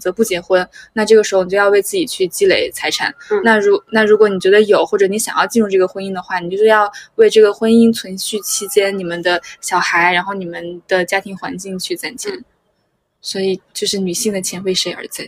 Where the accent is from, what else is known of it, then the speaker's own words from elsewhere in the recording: China; 我们就是中国人，就是传承的省钱的功能